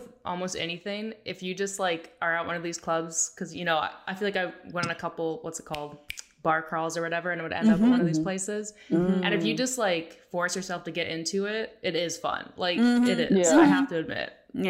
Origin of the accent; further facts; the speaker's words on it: Calgary, Alberta, Canada; I grew up in Calgary.